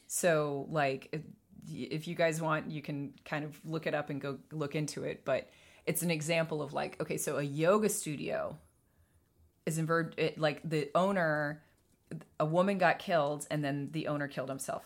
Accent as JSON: {"language": "English", "town": "Atlanta", "region": "Georgia", "country": "United States", "tie": "born or raised there", "moved": "yes", "said": "I was born in Atlanta. I was raised in Atlanta."}